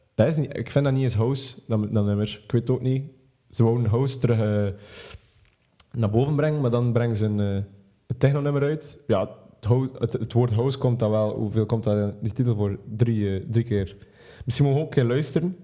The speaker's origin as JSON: {"language": "Dutch", "country": "Belgium", "said": "als Belg."}